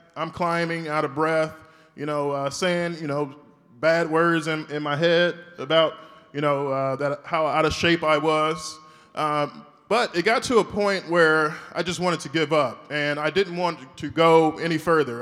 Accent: Shreveport, Louisiana, United States; I'm from Shreveport, Louisiana. I went to school there, high school, middle school

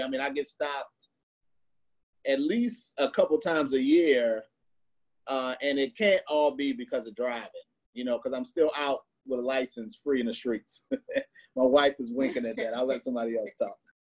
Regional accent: Missouri, United States; I grew up in Missouri

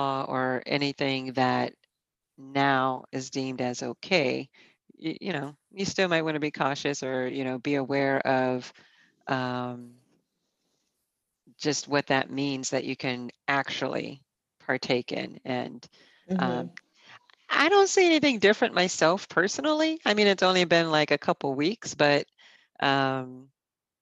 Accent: Boston, Massachusetts, United States; now in New York, United States; I grew up mostly in Boston

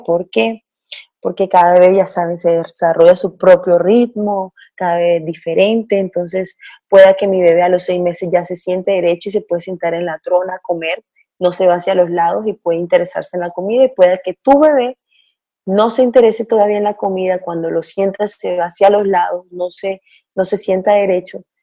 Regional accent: Barranquilla, Atlántico, Colombia; now in Israel; Soy colombiana de Barranquilla, del norte de Colombia, y vivo aquí con mi esposo y mi bebé

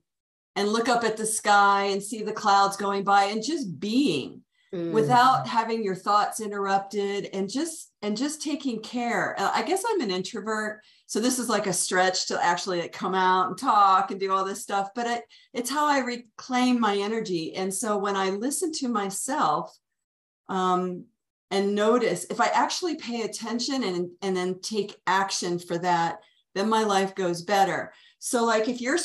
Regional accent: Washington, District of Columbia, United States; also born or lived in Virginia / Colorado; now in Santa Fe, United States; I'm originally from the Washington, D.C. metro area. I lived there for first third of my life.

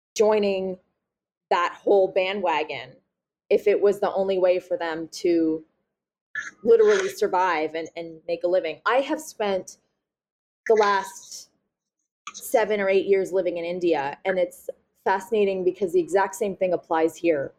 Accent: Nova Scotia, Canada; I'm from Nova Scotia, so, you know, we're small

